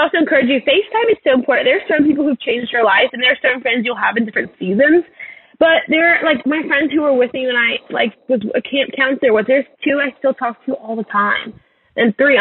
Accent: Louisiana, United States; moved away; also born or lived in Texas; I grew up in Louisiana.

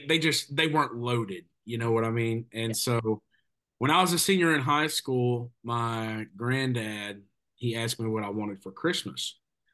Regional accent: Columbia, Tennessee, United States; my hometown, Columbia, Tennessee.

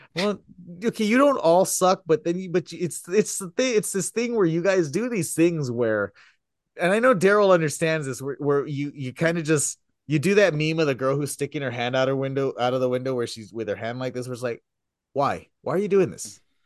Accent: Texas, United States; I come from Texas

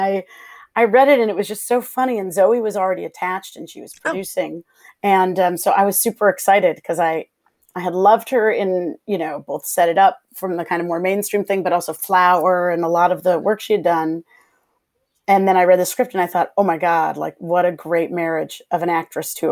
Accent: Chicago, Illinois, United States; I'm a Midwestern gal, but I'm from Chicago

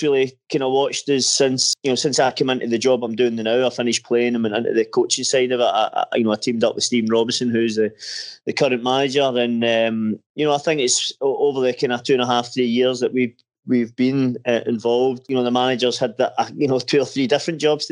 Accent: Erskine, Scotland, United Kingdom; also born or lived in Glasgow; I was actually brought up kind of probably somewhere in between, to be honest, a town called Erskine.

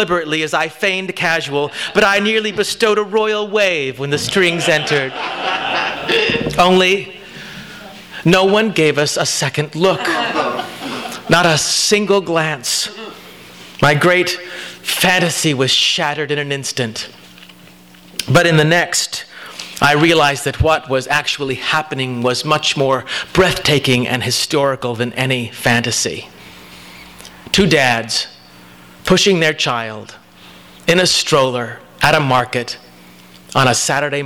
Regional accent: Oklahoma, United States; moved away; I'm from Oklahoma

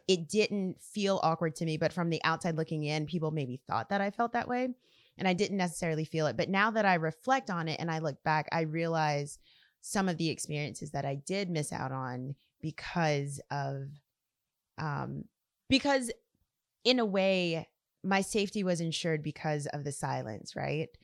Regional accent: South Louisiana, United States; I grew up here in South Louisiana

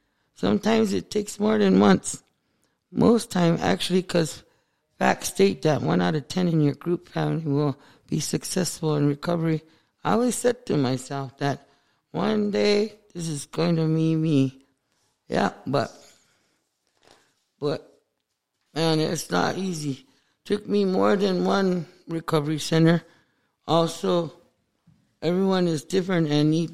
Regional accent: Crow Agency, Montana, United States; I'm from Crow Agency

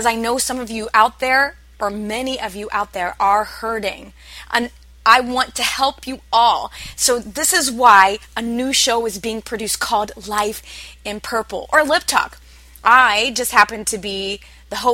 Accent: Midwest, United States; I come from the Midwest

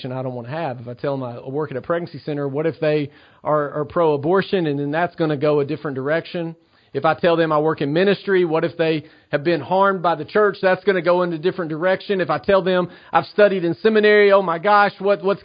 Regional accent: Cornersville, Tennessee, United States; now in Knoxville, United States; I'm from Cornersville, Tennessee. I now live in Knoxville, Tennessee

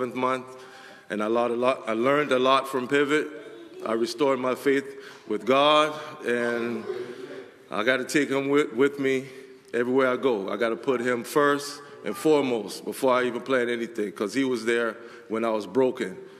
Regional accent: Summerville, South Carolina, United States; moved away as an adult; now in Connecticut, United States; I came from Somerville, South Carolina, about 10-15 minutes from Charleston, South Carolina.

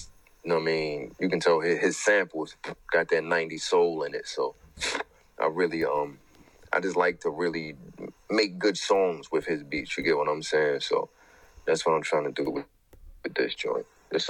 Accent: Baltimore, Maryland, United States; accent: New York; tell niggas all the time, bro, I've been in Baltimore more than 95% of my life, but I sound like I'm from New York because of the niggas I grew up on, you know what I mean?

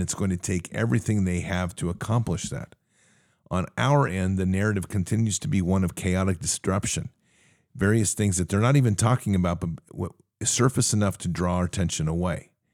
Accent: United States

